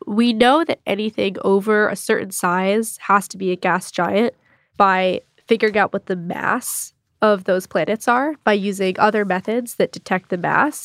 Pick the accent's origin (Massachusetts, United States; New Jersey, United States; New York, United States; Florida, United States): Massachusetts, United States; Greenfield; My hometown is pretty nice, Greenfield, Mass.